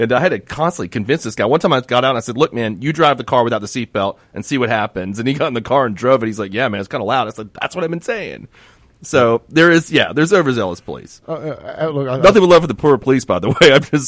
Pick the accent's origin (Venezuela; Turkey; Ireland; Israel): Turkey; he says, what country are you from? I was like, sir, I'm from Turkey.